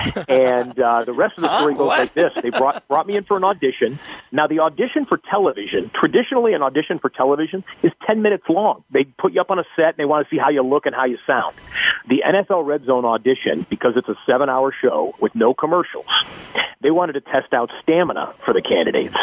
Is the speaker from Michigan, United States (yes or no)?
yes; Detroit, Michigan, United States; I grew up in the Detroit area